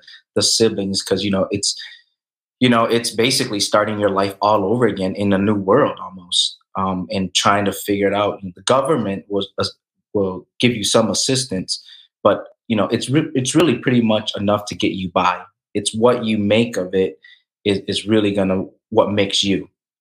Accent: Lansing, Michigan, United States; Asian growing up in Lansing, Michigan

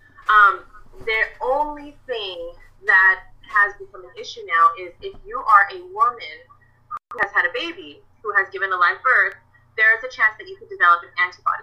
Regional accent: Orange County, California, United States; I'm from Orange County, California

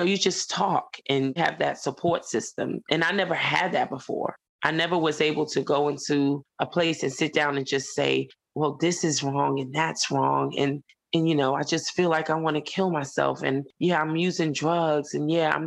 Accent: New York City, New York, United States; moved away as an adult; now in Columbia, United States; where I grew up at in Lefrak City

